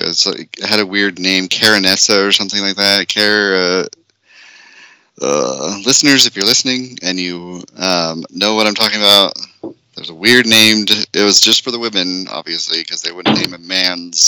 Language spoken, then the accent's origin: English; Idaho, United States; I told them I was from Idaho